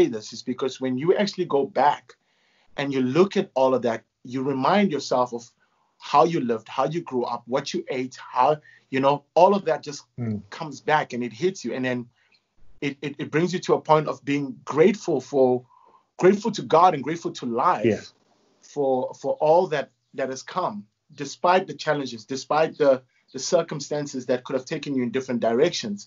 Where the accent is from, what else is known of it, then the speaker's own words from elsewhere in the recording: Durban, KwaZulu-Natal, South Africa; moved away as an adult; also born or lived in Phoenix / Ballito; now in Johannesburg, South Africa; I grew up in KwaMashu and then we moved into Phoenix